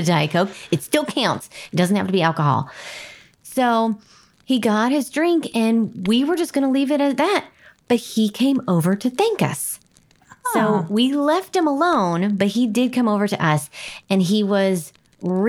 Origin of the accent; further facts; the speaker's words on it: Nebraska, United States; moved away; I was very proud of my home state